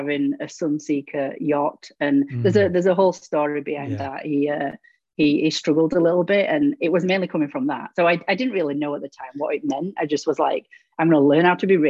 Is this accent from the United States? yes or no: no; England, United Kingdom; accent: British; moved away as an adult; now in Ontario, Canada; I'm originally from England in the UK, both myself and my husband. We moved to Canada 11 years ago